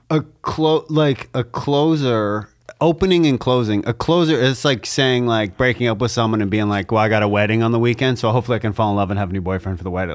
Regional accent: Canada; as a Canadian

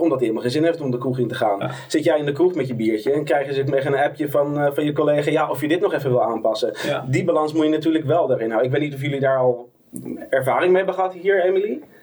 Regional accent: Amsterdam, North Holland, Netherlands; Ik kom uit Amsterdam.

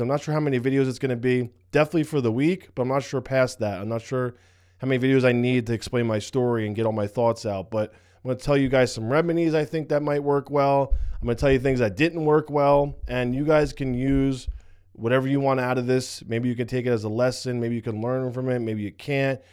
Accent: United States; I'm from New York, New Jersey

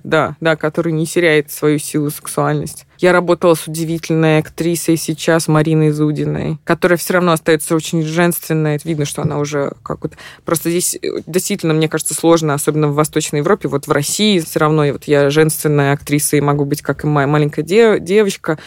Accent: Minsk, Belarus; moved away as an adult; also born or lived in Missouri, United States; now in New York, United States; я выросла в Минске

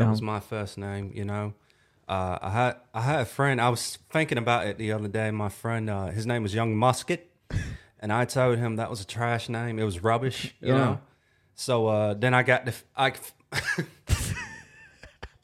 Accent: the South, United States; accent: southern; this is my like southern accent

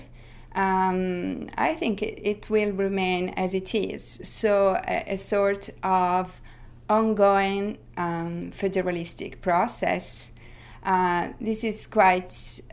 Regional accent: Italy; I come from Italy

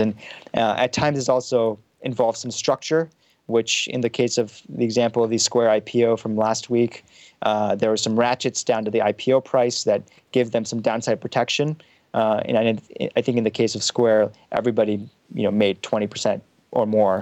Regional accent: Frankfurt, Hesse, Germany; also born or lived in Pakistan; now in Palo Alto, United States; born in Pakistan. I was, you know, I grew up in some im, immigrant neighborhood in Frankfurt, Germany

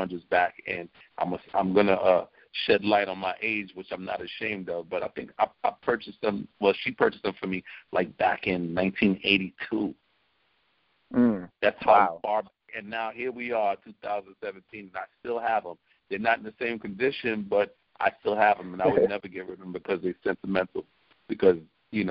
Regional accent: New York City, New York, United States; We are from East Flatbush, Brooklyn. Busta's born in Brooklyn, so am

